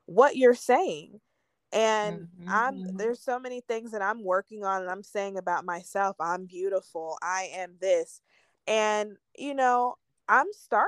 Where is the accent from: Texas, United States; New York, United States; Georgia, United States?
Georgia, United States; also born or lived in Philadelphia, Pennsylvania / Virginia; I grew up mostly in Georgia, Virginia, for a period of my really young life. My dad was in the military